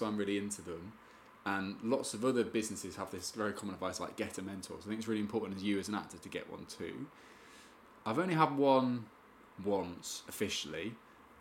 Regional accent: Spalding, East Midlands, United Kingdom; I'm from Spalding in Lincolnshire, which is the east

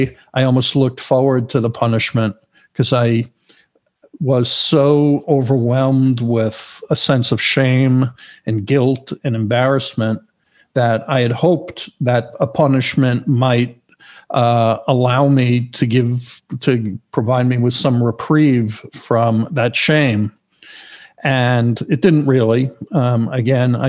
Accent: New York, United States; moved away as an adult; also born or lived in Florida; now in Los Angeles, United States; originally I'm from New York

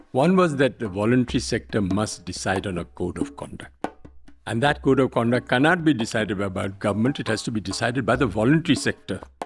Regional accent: Delhi, India; also born or lived in Burnpur, Asansol / Tilonia, Rajasthan; I'm from Delhi.

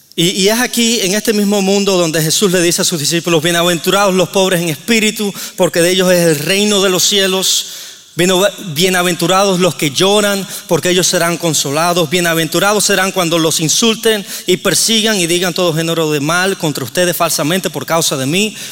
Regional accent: Cuba; moved away; vengo de Cuba

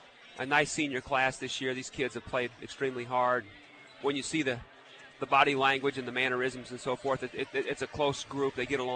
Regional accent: Marshalltown, Iowa, United States; I grew up in Marshalltown.

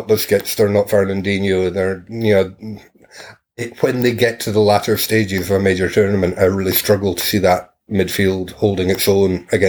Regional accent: Perth, Scotland, United Kingdom; I've watched my hometown team, St. Johnston, win the Cup double.

